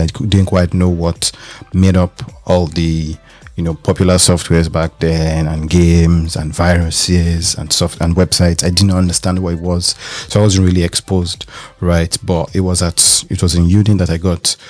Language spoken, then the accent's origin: English; Lagos, Nigeria; moved away as an adult; also born or lived in Ile-Ife, Nigeria; now in Berlin, Germany; I was born in Lagos, Nigeria.